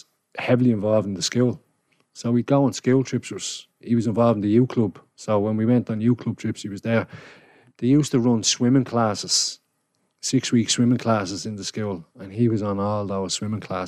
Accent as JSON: {"language": "English", "town": "Dublin", "region": "Leinster", "country": "Ireland", "tie": "born or raised there", "also_born_or_lived": "Coolock / Kilbarrack", "accent": "townie", "said": "some people will tell you I'm from town, others will tell you I'm from Coolock, others will say I'm from Kilbarrick, because I live in the border of Coolock and Barrick, where I grew up"}